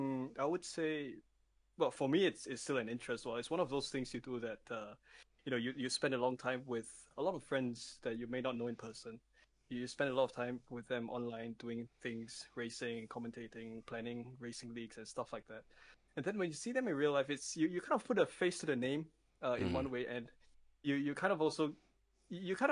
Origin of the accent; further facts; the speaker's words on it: Singapore; I live in Singapore. I'm from Singapore